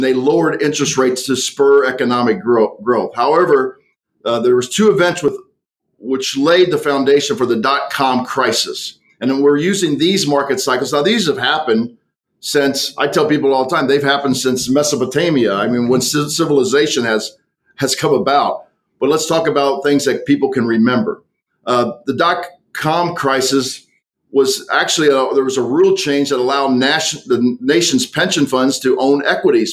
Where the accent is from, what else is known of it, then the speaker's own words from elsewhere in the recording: United States; I grew up on the on the Mississippi River